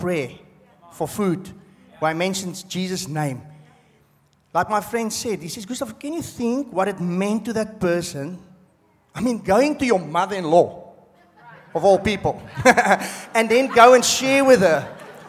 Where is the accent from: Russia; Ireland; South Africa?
South Africa; moved away as an adult; now in Australia; I'm from South Africa